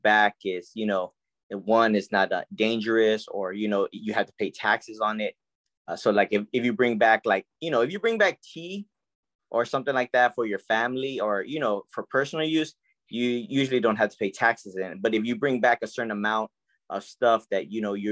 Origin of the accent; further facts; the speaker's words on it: San Antonio, Texas, United States; I grew up in the West Side here in San Antonio, Texas